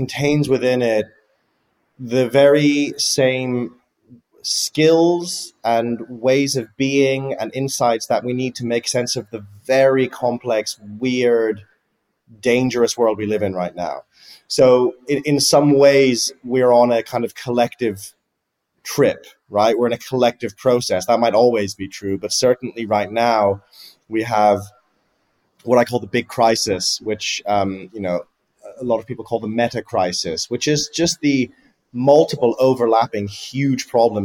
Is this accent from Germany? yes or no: yes; near Frankfurt, Hesse, Germany; So I grew up in near Frankfurt in Germany